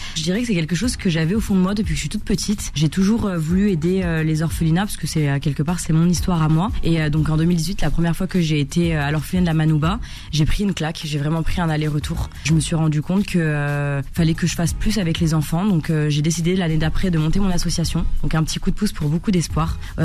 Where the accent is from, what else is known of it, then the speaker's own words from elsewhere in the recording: Paris, Île-de-France, France; also born or lived in Tunis, Tunisia; quand je suis arrivée à Paris à 6 ans